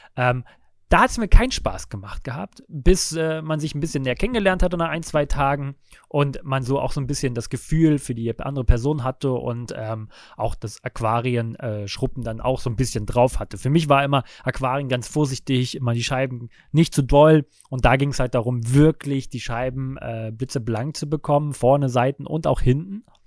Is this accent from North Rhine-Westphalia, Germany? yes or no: no; Lübeck, Schleswig-Holstein, Germany; moved away as an adult; Ich bin gebürtiger Lübecker, bin dort zur Schule gegangen, aufgewachsen